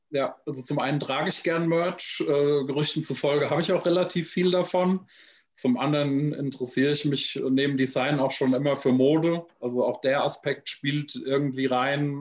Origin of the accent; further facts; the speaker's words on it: Frankfurt, Hesse, Germany; Ich bin in direkter Nachbarschaft zu einer Army-Kaserne groß geworden in Frankfurt